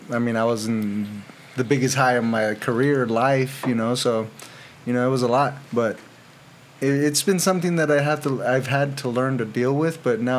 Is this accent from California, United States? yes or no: yes; Riverside, California, United States; also born or lived in Anaheim, California; And I was born in Anaheim, but raised out here in Riverside.